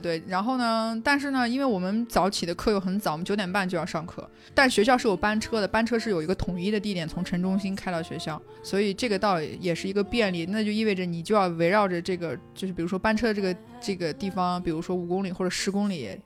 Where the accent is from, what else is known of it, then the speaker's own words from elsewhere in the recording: China; moved away as an adult; now in Spain; 哪一些人是我们来自我们亲爱的祖国